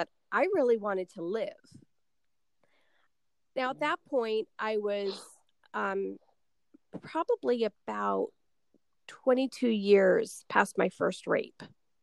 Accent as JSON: {"language": "English", "region": "New York", "country": "United States", "said": "I'm from New York"}